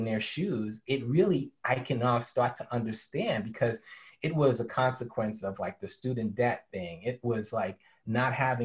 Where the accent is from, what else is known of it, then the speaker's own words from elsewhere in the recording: New York City, New York, United States; growing up in New York City, I was a graffiti artist